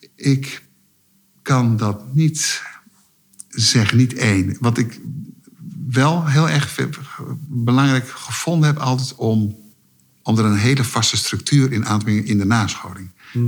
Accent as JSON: {"language": "Dutch", "country": "Netherlands", "said": "omdat ik Nederlander was"}